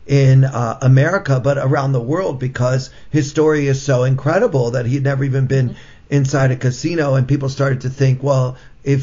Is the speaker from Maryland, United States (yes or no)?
yes; Baltimore, Maryland, United States; I grew up in the Baltimore metropolitan area